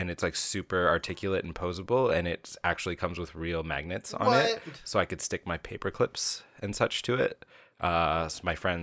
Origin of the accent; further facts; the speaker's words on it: Canada; we are Canadian